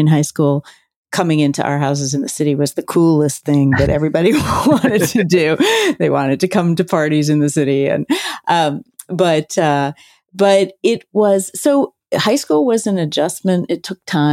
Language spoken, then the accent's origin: English; Philadelphia, Pennsylvania, United States; I grew up in Center City, Philadelphia, and I went to high school out in the suburbs.